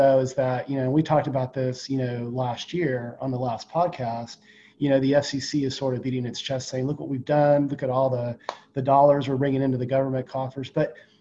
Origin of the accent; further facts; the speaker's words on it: Austin, Texas, United States; my hometown of Austin, Texas